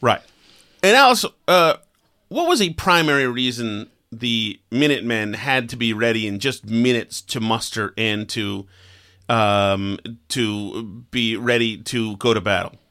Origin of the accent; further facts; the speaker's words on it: Winchester, Massachusetts, United States; I'm from Winchester. We had the Winchester Sachems